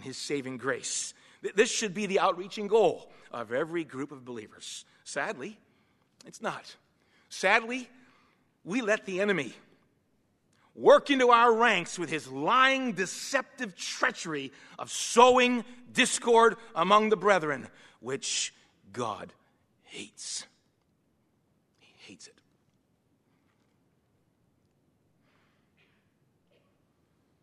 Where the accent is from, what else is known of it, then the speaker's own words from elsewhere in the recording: Boston, Massachusetts, United States; now in Western Pennsylvania, United States; I was born and raised in East Boston, Massachusetts